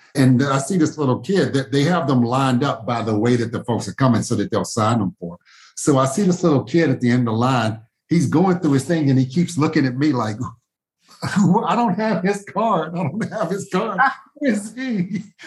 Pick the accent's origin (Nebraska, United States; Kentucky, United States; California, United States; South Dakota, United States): Kentucky, United States; Louisville; I grew up in Smoketown neighborhood here in Louisville